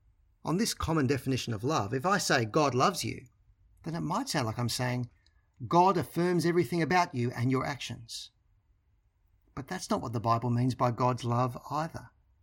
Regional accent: Australia; moved away as an adult; now in England; My wife Bron and I discovered this when we moved from Australia to live in England. For the most part, we spoke the same language as our English counterparts.

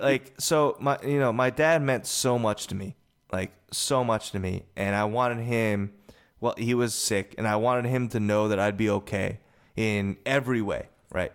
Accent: United States; also born or lived in South Korea; I was adopted from Korea to America

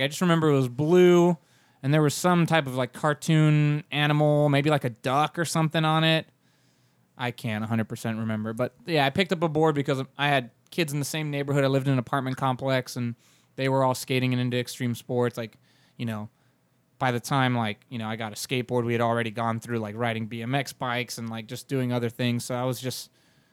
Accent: Orlando, Florida, United States; first language Spanish; English is a second language; also born or lived in San Juan, Puerto Rico / California; my parents moved to Orlando when I was 5. So, I grew up in Orlando. Obviously, Spanish is my first language

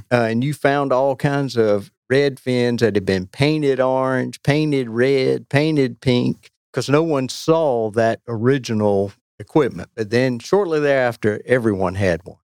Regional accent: Weldon, North Carolina, United States; moved away as an adult; now in Cary, United States; I grew up in Weldon and had a great experience in a small town there on the Roanoke. I've lived in Cary since 1988

